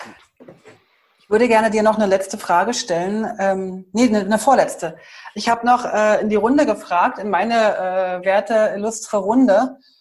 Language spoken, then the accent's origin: German; Germany; Wir sind ja halt als Deutsche